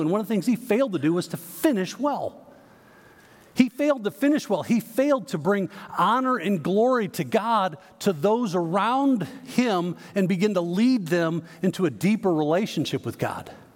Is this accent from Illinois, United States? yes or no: yes; Chicago, Illinois, United States; now in Texas, United States; I grew up in the Chicago area